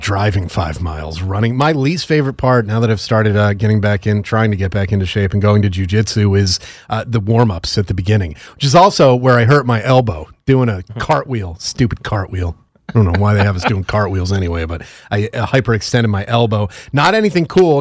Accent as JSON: {"language": "English", "town": "Stamford", "region": "Connecticut", "country": "United States", "tie": "born or raised there", "said": "my hometown, Stamford, Connecticut"}